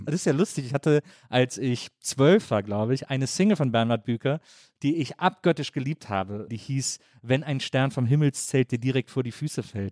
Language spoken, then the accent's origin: German; Wesseling, North Rhine-Westphalia, Germany; moved away; Ich komme aus Wesseling zwischen Köln und Bonn, aus einer Kleinstadt